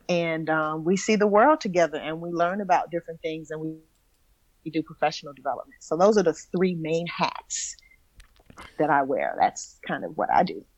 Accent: New York City, New York, United States; also born or lived in Bronx; I, I, I, went to high school in the Bronx, but I'm from Brooklyn

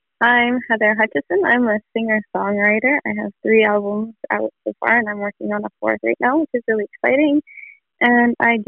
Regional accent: Peru; now in Canada; I was born in Canada and moved to Peru.

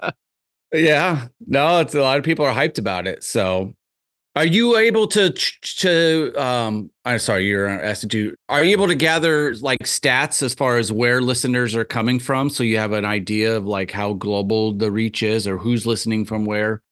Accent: Tama, Iowa, United States; moved away; also born or lived in Tucson, Arizona; I grew up in a little town called Tama, which is about forty-five m, minutes straight west of Cedar Rapids, just straight west.

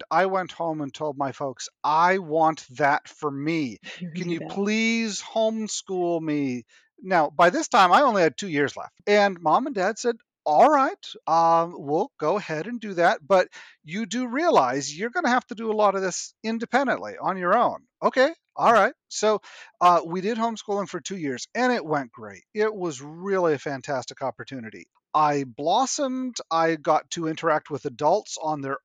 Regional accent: New Hampshire, United States; also born or lived in Nova Scotia, Canada; I was born in Nova Scotia and then grew up in New Hampshire

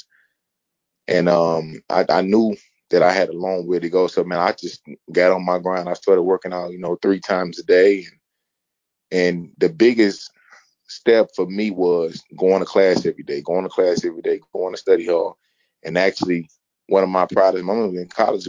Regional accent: St. Louis, Missouri, United States; also born or lived in Jefferson City, Missouri / North Carolina; I grew up here in St. Louis

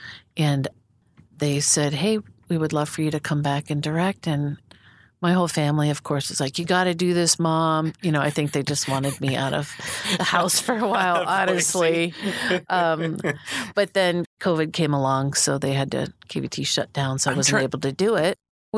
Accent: Philadelphia area, Pennsylvania, United States; moved away as an adult; also born or lived in Pittsburgh / Wheaton, Illinois / Amsterdam, Netherlands / Boise; I was born in the Detroit area. I was raised in Pennsylvania, right on the outskirts of Philadelphia, and then also outside of Pittsburgh, and then back to Philadelphia.

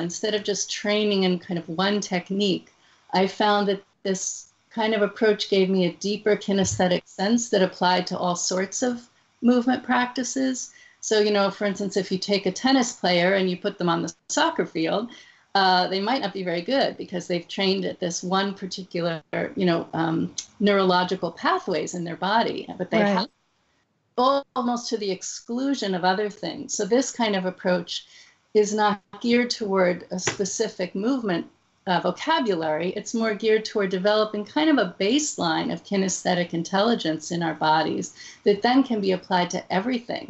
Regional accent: New Jersey, United States; I grew up in New Jersey

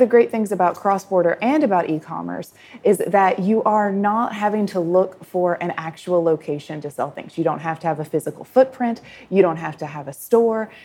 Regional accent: United States; now in Thailand; as an American consumer myself living in Thailand

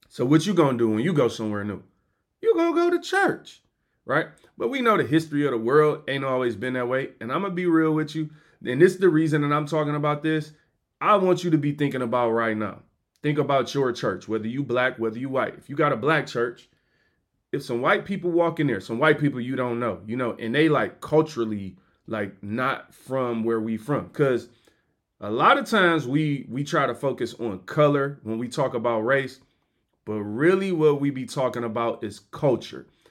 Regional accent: United States; I'm American.

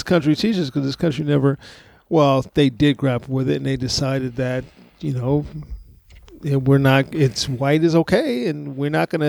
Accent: San Antonio, Texas, United States; 8th grade American history class at Great Hearts Monte Vista in San Antonio, my hometown.

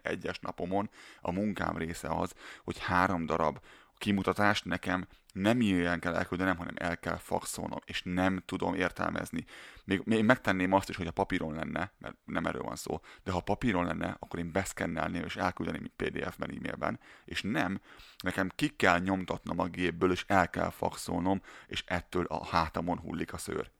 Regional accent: Hungary; born or raised there

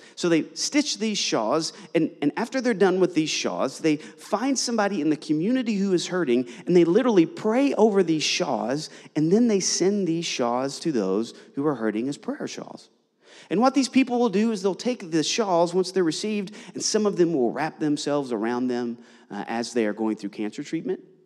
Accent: Eastern Kentucky, United States; now in Orlando, United States; I'm originally from Eastern Kentucky. I grew up in the heart of Appalachia

